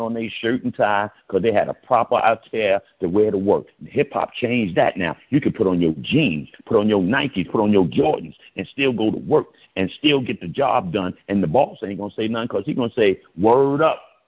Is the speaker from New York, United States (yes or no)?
yes; New York City, New York, United States; born or raised there